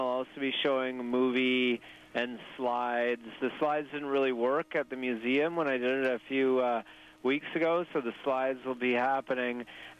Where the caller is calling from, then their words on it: Ganges, British Columbia, Canada; I'm calling in from Ganges Harbor, Salt Spring Island, British Columbia.